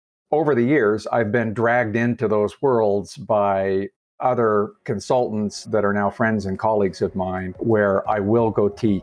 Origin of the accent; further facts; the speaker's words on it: Salt Lake City, Utah, United States; moved away as an adult; also born or lived in New York / Las Vegas; my hometown of Salt Lake City. I wasn't sure I would ever come back to Salt Lake after leaving and living lots of other places